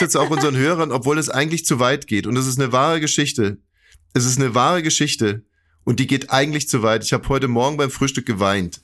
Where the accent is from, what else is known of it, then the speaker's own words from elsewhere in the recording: Saxony-Anhalt, Germany; ich komme aus Sachsen-Anhalt